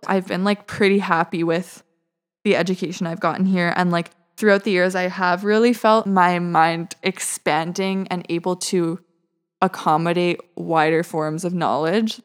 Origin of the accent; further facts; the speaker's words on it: Vancouver, British Columbia, Canada; moved away as an adult; now in Montreal, Canada; I grew up in Vancouver, British Columbia